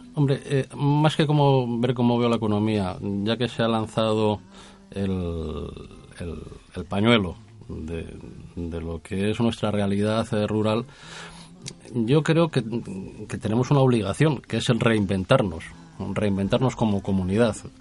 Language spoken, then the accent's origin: Spanish; Castile and León, Spain; en nuestra tierra hemos cuidado como buenos castellanos